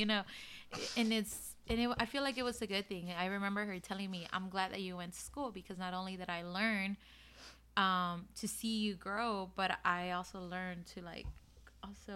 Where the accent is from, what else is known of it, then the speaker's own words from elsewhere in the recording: Austin, Texas, United States; I'm from Austin, so San Marcos was literally like a 45-minute drive